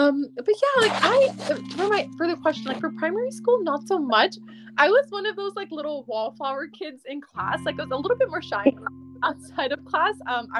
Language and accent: English; Sacramento, California, United States; I'm from Sacramento, California.